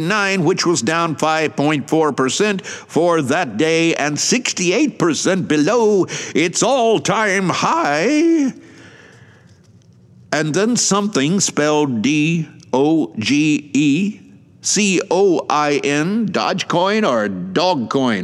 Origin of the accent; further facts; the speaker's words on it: Atlanta, Georgia, United States; now in Shizuoka, Japan; my hometown of Atlanta